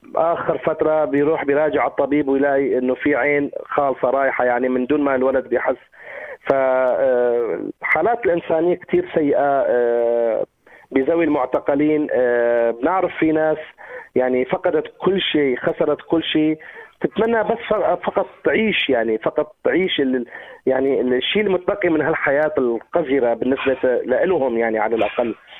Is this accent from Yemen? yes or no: no; Syria; نحن ناس سوريين